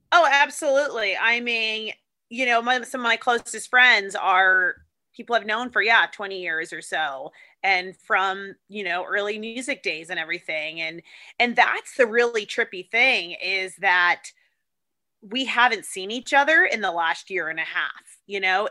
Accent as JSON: {"language": "English", "town": "San Diego", "region": "California", "country": "United States", "also_born_or_lived": "Sydney, Australia", "moved": "yes", "said": "I'm from San Diego"}